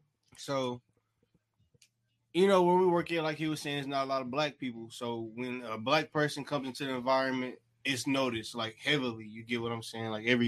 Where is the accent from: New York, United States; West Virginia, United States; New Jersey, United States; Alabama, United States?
New York, United States; New York City; I'm from Brooklyn, New York. Facts. Canarsie, Flores.